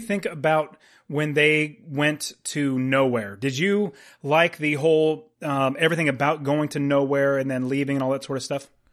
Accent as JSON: {"language": "English", "country": "United States", "said": "being an American"}